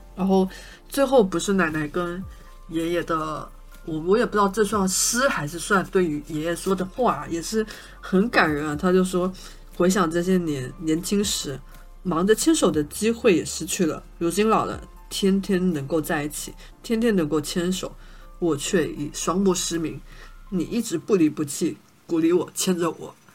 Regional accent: Shantou, Guangdong, China; first language Shantou dialect; 因为我也是汕头人

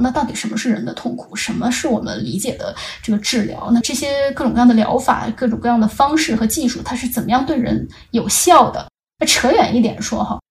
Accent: China; 我们中国人期望的那种，嗯，理想的对话者的这样子的一个角色

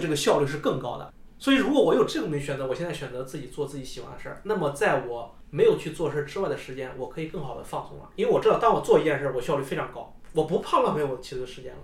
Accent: Henan, China; moved away as an adult; also born or lived in Chengdu; 我觉得我们能从河南，能从我们老家那种状态能出来

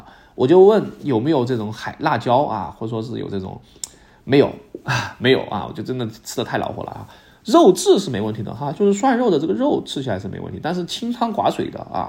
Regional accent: Sichuan, China; 作为我作为一个四川人

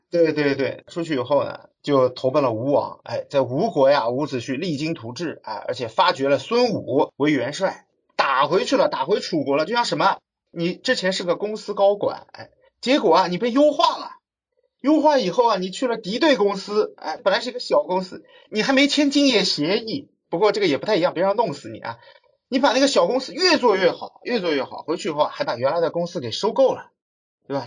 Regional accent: Shanghai, China; 我是上海的

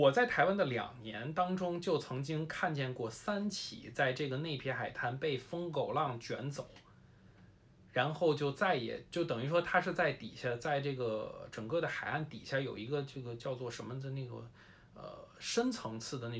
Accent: Beijing, China; moved away as an adult; also born or lived in Taipei, Taiwan; 因为我是一个从小在北京长大的这么一个人，虽然我后来自从十八岁以后就基本不常在北京待呀，但是我也是一个，我被朋友们去形容为一个精神南方人。

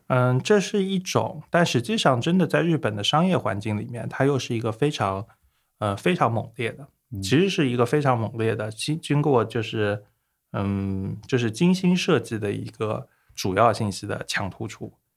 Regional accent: Hangzhou, Zhejiang, China; also born or lived in United Kingdom; 杭州本地土生土长

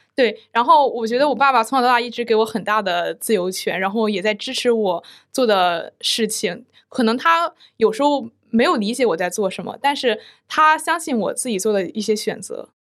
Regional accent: Jinan, Shandong, China; moved away as an adult; now in Shanghai, China; 我的家乡是在山东济南

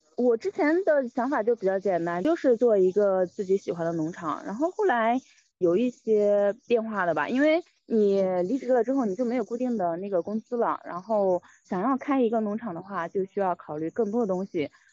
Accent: Fuyang, Anhui, China; moved away; 我是来自安徽濮阳

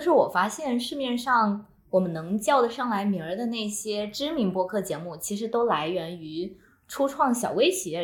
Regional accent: southern China, China; moved away; 我作为一个南方人

